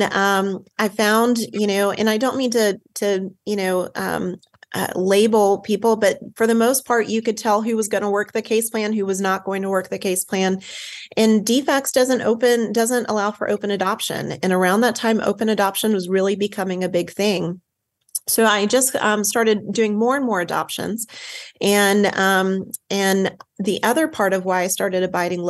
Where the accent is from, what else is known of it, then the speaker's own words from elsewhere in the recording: the South, United States; I am from the South